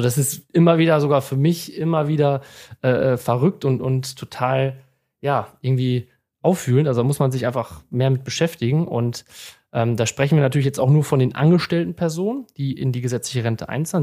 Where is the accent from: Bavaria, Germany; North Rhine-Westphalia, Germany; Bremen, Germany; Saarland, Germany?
North Rhine-Westphalia, Germany; Münsterland; moved away as an adult; now in Bochum, Germany; bin gebürtiger Münsterländer, habe dort auch meine Ausbildung zum Bankkaufmann